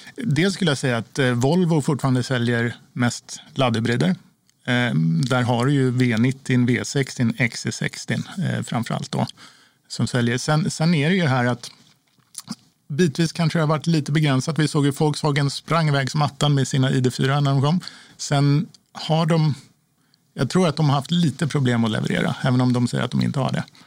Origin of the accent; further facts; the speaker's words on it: Sweden; som svensk